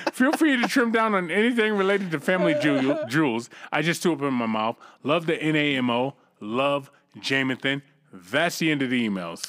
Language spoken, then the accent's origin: English; United States; I'm an American